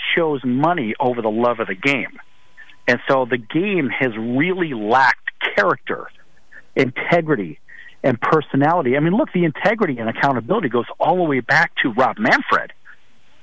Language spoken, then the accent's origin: English; Chicago, Illinois, United States; growing up in Chicago